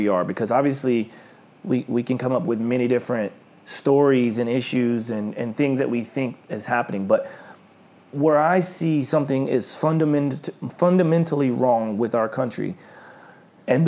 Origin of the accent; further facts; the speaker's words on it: Oklahoma, United States; moved away; when I grew up in Oklahoma